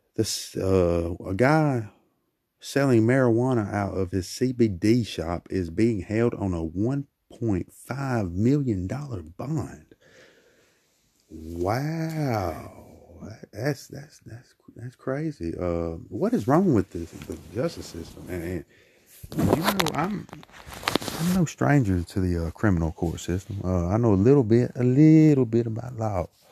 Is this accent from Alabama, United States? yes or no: yes; Brookside, Alabama, United States; my people in Brookside, Alabama, my home, my hometown.